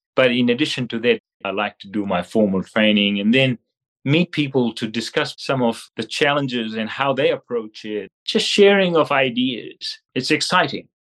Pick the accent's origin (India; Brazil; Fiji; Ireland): Fiji; moved away as an adult; also born or lived in Australia; now in New Zealand; I am from Fiji